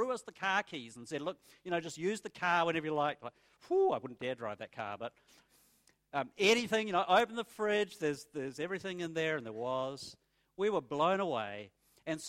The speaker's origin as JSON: {"language": "English", "country": "New Zealand", "tie": "born or raised there", "moved": "as an adult", "lives_now": "Australia", "said": "when I was growing up in New Zealand"}